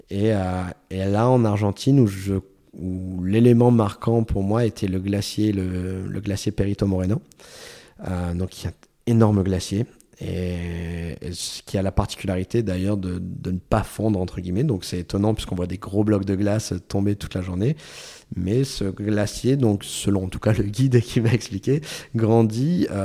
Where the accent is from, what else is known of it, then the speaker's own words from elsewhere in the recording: France; au bout de deux minutes on se rend compte qu'on est français tous les deux.